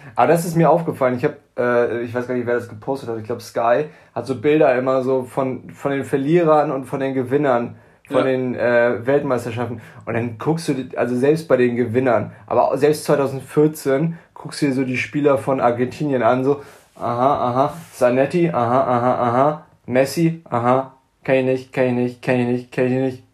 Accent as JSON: {"language": "German", "town": "Buchholz in der Nordheide", "region": "Lower Saxony", "country": "Germany", "tie": "born or raised there", "said": "ich bin zwar im Vorort geboren"}